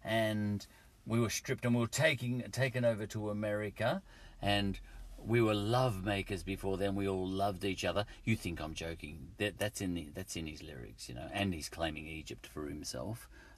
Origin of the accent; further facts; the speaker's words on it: England, United Kingdom; is this because I'm English that I think Wilberforce and his, you know, his lot started the ball rolling, you know?